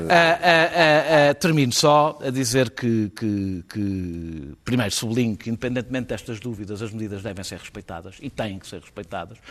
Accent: Lisbon, Portugal; como eu, lisboetas

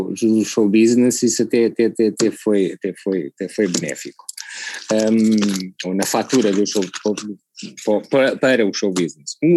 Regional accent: Macau; born there; assim, é para todos os efeitos é o sítio onde eu nasci, não é?

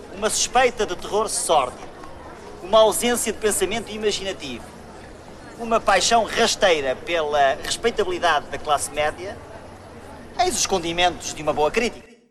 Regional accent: Ílhavo, Centro, Portugal; eu sou de Ilhavo

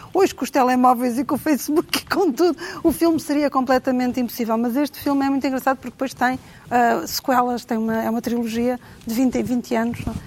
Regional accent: Cascais, Lisbon, Portugal; also born or lived in Trás-os-Montes; now in Lisbon, Portugal; eu cresci em Cascais

